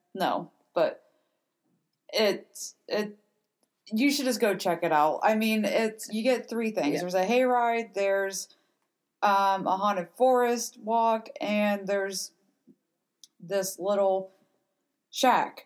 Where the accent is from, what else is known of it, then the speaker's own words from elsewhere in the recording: Cincinnati, Ohio, United States; we are from Cincinnati ish area